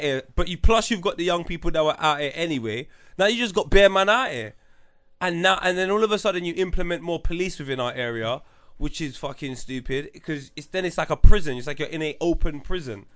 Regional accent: London, United Kingdom; also born or lived in Wood Green; Tottenham 'cause that's where I'm from

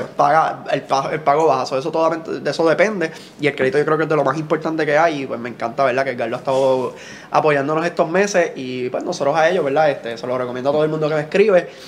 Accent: Juana Díaz, Puerto Rico; Yo soy de Juana Díaz

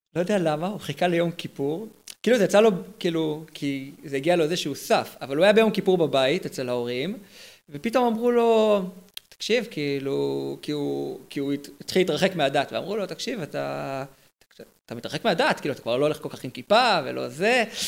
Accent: Herzliya, Tel Aviv District, Israel; אני מהרצליה

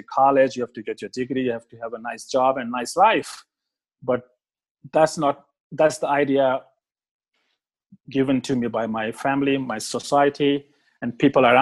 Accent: India; moved away as an adult; also born or lived in Australia; I grew up in India, but I was from middle-class family

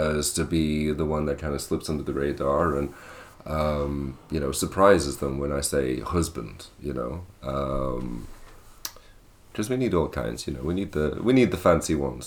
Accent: Sandbach, North West England, United Kingdom; moved away as an adult; also born or lived in Manchester, England; now in Ireland; I come from England, a small town called Sandbach, which is in Cheshire

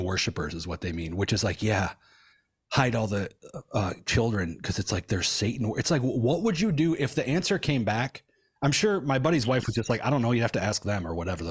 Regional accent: Michigan, United States; I'm from Michigan

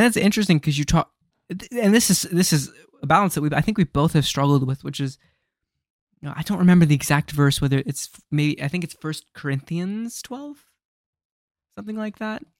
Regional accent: United States; as an American

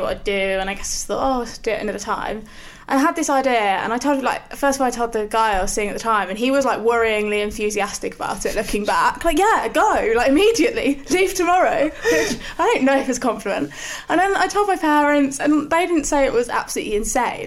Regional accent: Northampton, East Midlands, United Kingdom; I'm from Northampton, so in the middle of the Midlands.

